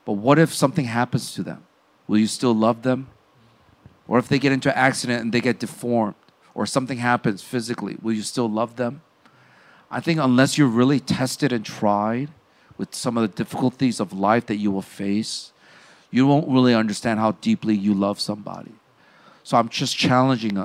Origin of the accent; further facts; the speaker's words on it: Chicago, Illinois, United States; I grew up in the South Side of Chicago